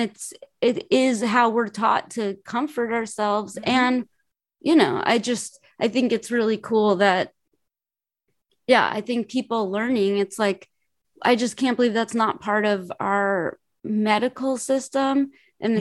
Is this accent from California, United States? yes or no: yes; Los Angeles, California, United States; also born or lived in New York; I'm from Los Angeles. I only lived in Los Angeles and New York.